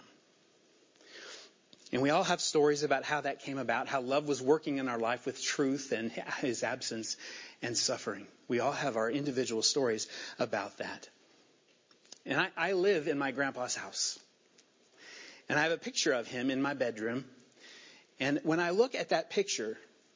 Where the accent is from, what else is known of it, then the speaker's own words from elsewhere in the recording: Indiana, United States; also born or lived in Virginia; I was born in Virginia, and we moved to Indiana in 1976. When I was 9 years old